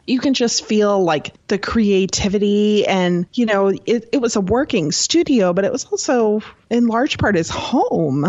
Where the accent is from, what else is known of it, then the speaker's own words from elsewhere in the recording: Texas, United States; I grew up living in Texas and I live near San Antonio